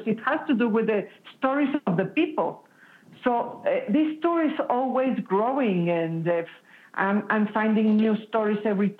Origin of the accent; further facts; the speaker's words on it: Mexico City, Mexico; I was born in Mexico City